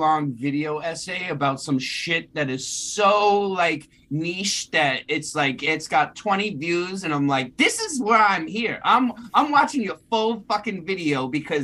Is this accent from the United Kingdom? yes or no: no; Worcester, Massachusetts, United States; I'm from Worcester, so we in the middle of the heroin highway on the East Coast